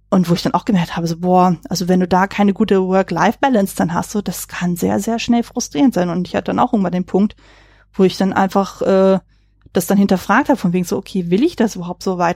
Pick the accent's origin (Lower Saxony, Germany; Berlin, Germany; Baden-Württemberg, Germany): Berlin, Germany; born there; also born or lived in kleinere Orte; ich bin zwar gebürtige Berlinerin, aber habe dann halt viel in eher so in kleineren Orten gelebt